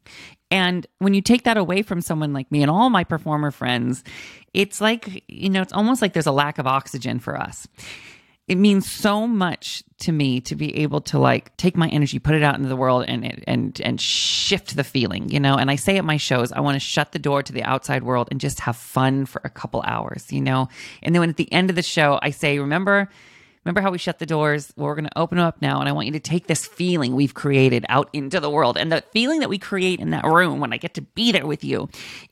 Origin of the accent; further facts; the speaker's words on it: Washington, United States; moved away; my home state, Washington State